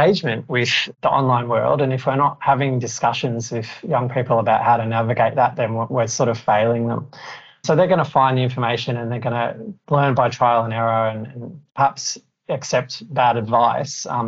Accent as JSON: {"language": "English", "country": "Australia", "said": "I'm Australian"}